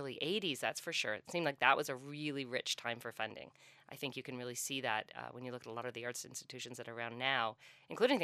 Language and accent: English; St. John's, Newfoundland and Labrador, Canada; moved away as an adult; now in Peterborough, Canada; I grew up in St. John's, and my parents were very involved in a kind of Newfoundland cultural renaissance